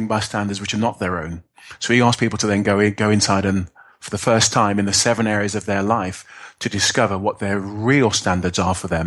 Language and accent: English; Birmingham, West Midlands, United Kingdom; I'm a guy from inner city in Birmingham